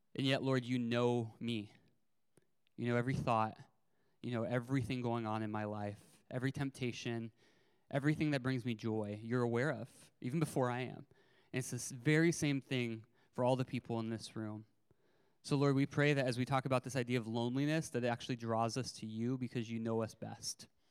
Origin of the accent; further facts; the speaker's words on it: California, United States; also born or lived in Arizona; I moved schools from Arizona to California in the middle of fourth grade